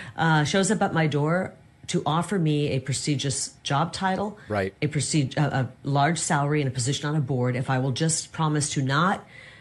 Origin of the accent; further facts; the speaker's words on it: United States; But I never, I'm just an American. I'm a mixture of everything.